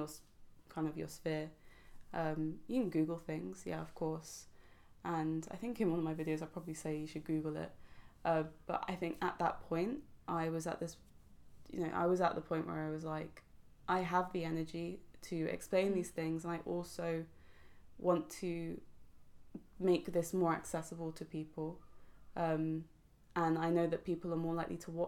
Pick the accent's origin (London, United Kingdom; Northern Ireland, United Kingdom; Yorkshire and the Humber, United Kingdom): London, United Kingdom